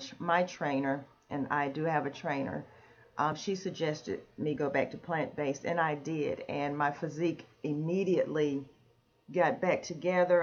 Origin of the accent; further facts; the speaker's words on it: Jamestown, North Carolina, United States; also born or lived in Greensboro, North Carolina; I'm originally from North Carolina, from Jamestown, North Carolina